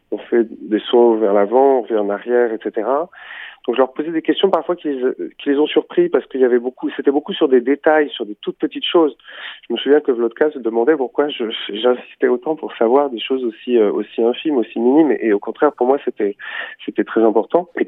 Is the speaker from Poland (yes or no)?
yes; Warsaw, Masovian Voivodeship, Poland; born there; Varsovie, rue Lechno, numéro 8, qui était une rue assez animée. Je suis né en 1936